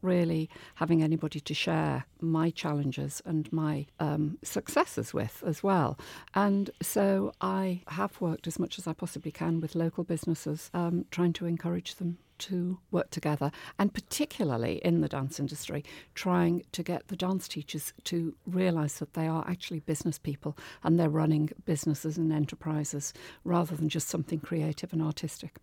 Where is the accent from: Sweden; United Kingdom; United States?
United Kingdom; Liverpool, North West England; moved away as an adult; now in Devon, United Kingdom; Growing up in Liverpool, it was an amazing place to be in the fifties and sixties